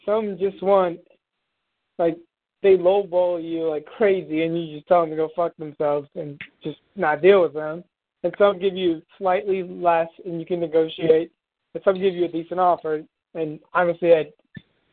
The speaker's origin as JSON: {"language": "English", "region": "New York", "country": "United States", "said": "I'm a New Yorker"}